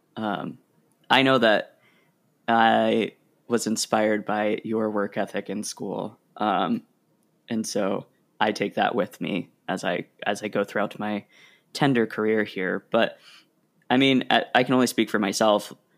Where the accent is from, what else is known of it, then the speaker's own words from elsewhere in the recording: Oregon, United States; also born or lived in Rhode Island; now in New York, United States; I grew up in Oregon and I love Oregon